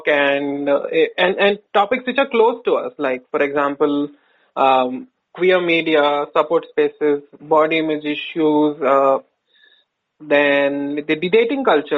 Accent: Bangalore, Karnataka, India; I am from Bangalore

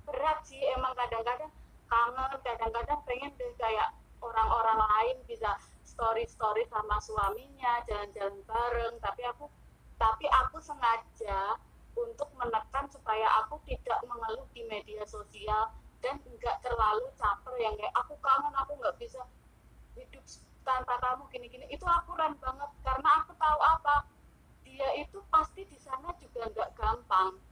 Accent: Yogyakarta, Special Region of Yogyakarta, Indonesia; aku orang Jogja

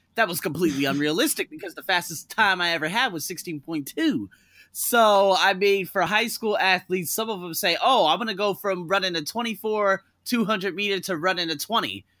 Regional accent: Las Vegas, Nevada, United States; Las Vegas, where I'm from

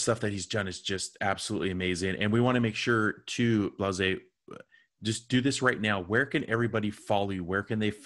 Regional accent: United States; I was just this white dude from the United States

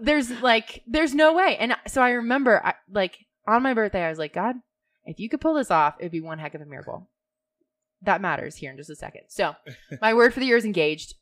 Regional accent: Georgia, United States; moved away; I grew up in Georgia. It's really ironic that I'm back there, I think.

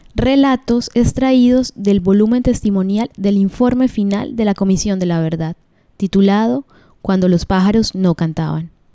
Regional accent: Medellín, Antioquia, Colombia; mi comuna, la comuna 1 popular. Hoy me siento orgulloso de donde soy

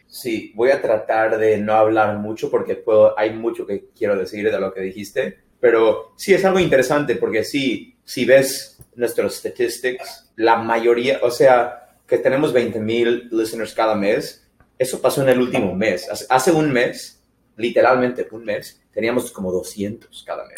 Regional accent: San Diego, California, United States; creciendo en San Diego, el español es pochado

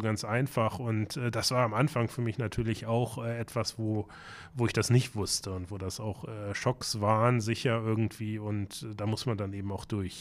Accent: Braunschweig, Lower Saxony, Germany; now in Hamburg, Germany; in meiner Heimatstadt Braunschweig

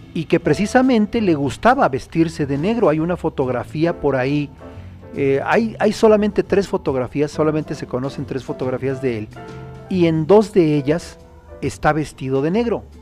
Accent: Mexico; also born or lived in Acambay; nuestro querido México

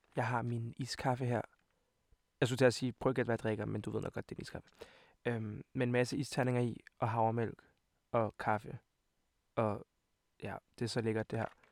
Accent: Copenhagen, Capital Region of Denmark, Denmark; also born or lived in Montenegro (parents); Jeg kommer fra København, videre. Jeg kommer fra videre af

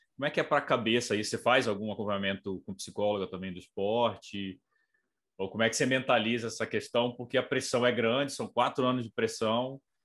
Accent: Brazil; sou brasileiro

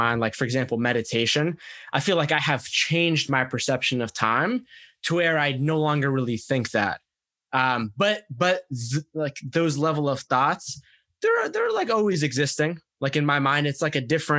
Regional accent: United States; my parents had come to America basically about a year before I was born from Egypt

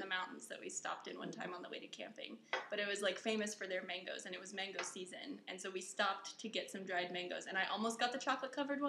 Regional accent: Colorado, United States; moved away as an adult; now in Taiwan; I grew up in Colorado

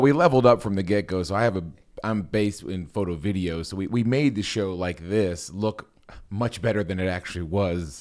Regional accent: Copley, Ohio, United States; also born or lived in Wooster, Ohio; I was born, uh, in Copley, Akron area. I love this area. Uh, I went to high school in this area, Walsh Jesuit

